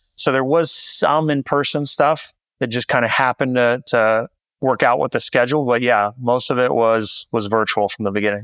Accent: Visalia, California, United States; moved away as an adult; also born or lived in San Francisco; my hometown, Central California, little town called Visalia

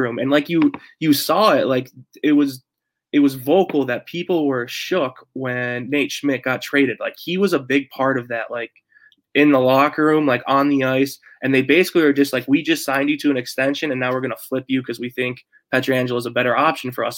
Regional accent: New York, United States; we grew up in New York

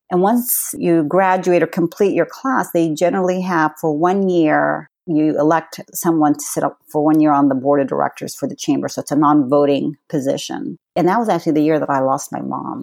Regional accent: California, United States; born or raised there; also born or lived in Palestine

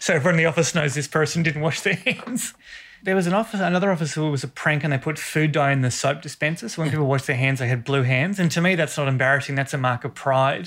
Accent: Australia; I said, Australia.

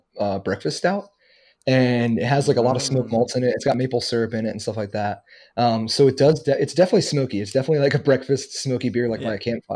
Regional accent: New York, United States; moved away as an adult; now in Florida, United States; I lived in New York for like 18 years. That's where I was born and raised

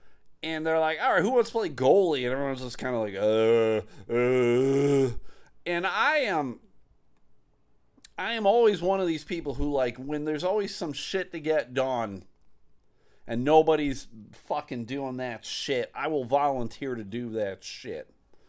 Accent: Buffalo, New York, United States; I'm from Buffalo, New York. Never been to Michigan before.

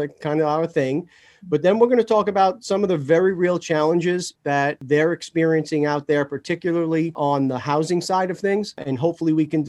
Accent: New York City, New York, United States; I'm also a native Islander

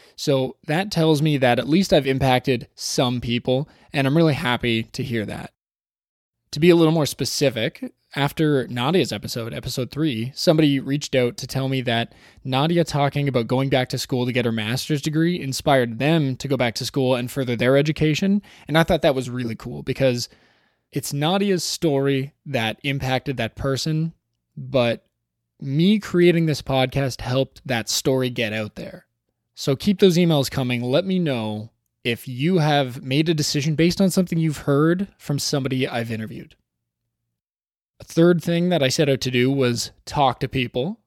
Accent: Toronto, Ontario, Canada; Toronto, my hometown

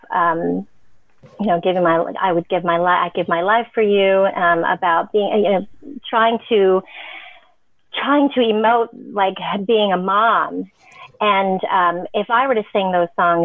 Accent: San Diego, California, United States; also born or lived in Los Angeles; growing up in San Diego

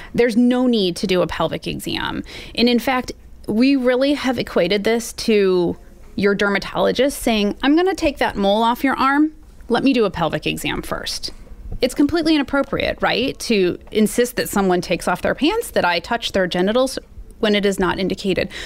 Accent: Missouri, United States; I live in Missouri. I grew up here in Missouri.

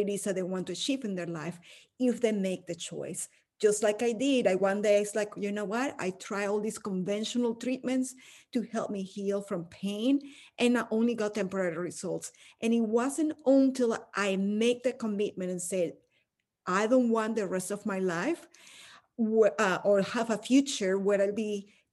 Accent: Caracas, Capital District, Venezuela; moved away as an adult; now in United States; I'm from Caracas, Venezuela, where I was born and raised, and I went to law school for a few years before moving to the US

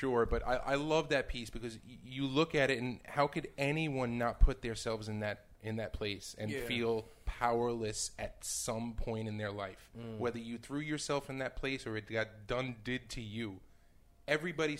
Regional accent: New York, United States; I'm a New Yorker, and it's not the way it used to be when I was a kid

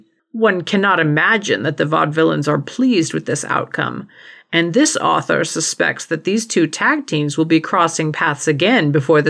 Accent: Southwest, United States; We're both from the Southwest, so we do live in iced tea country.

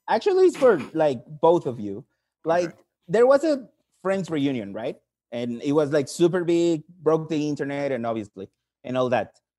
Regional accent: Mexico; I'm from Mexico.

